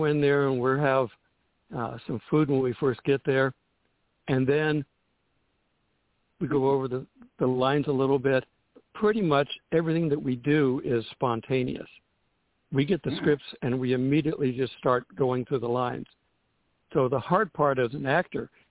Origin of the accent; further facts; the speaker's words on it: West Hollywood, California, United States; I grew up in West Hollywood